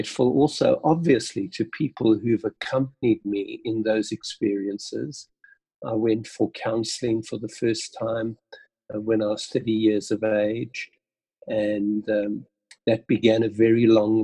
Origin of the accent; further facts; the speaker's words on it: Port Elizabeth, Eastern Cape, South Africa; Being born in South Africa, Port Elizabeth, growing up in PE in a very, very ordinary family, living in 16 different homes in my first 17 years.